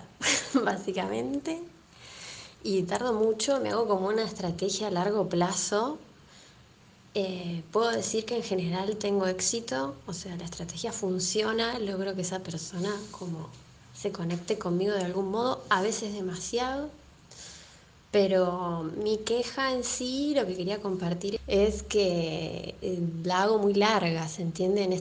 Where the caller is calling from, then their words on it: La Plata, Buenos Aires Province, Argentina; Buenas noches … soy de La Plata.